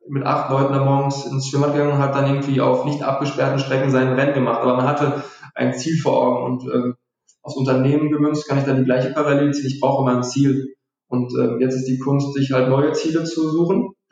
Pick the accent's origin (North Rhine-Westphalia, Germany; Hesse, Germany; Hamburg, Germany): North Rhine-Westphalia, Germany; wir, wir kommen ja hier aus dem Ruhrgebiet, deswegen sind, liegen uns Fußballbeispiele sehr oft nah.